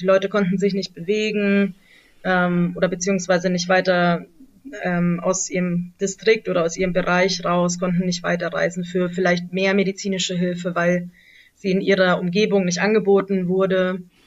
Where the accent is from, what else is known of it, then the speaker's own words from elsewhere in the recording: Germany; moved away as an adult; now in Lashkar Gah, Afghanistan; bei uns in Deutschland